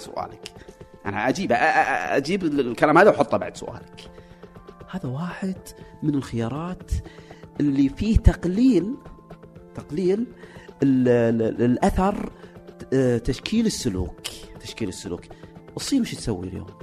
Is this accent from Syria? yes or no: no; Saudi Arabia; عندنا في السعوديه